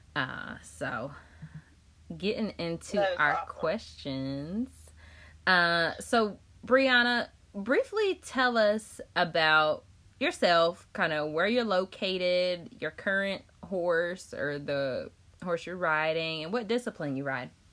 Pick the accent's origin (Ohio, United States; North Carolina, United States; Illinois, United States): North Carolina, United States; Chapel Hill; I work in North Raleigh, so it's right down the street from Wake Forest, and I'm from Chapel Hill.